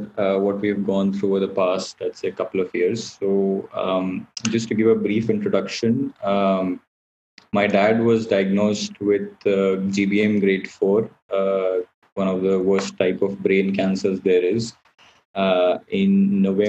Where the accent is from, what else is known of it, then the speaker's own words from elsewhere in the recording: Allahabad, Uttar Pradesh, India; now in Delhi, India; we are originally from Allahabad. Right now we are all living in Delhi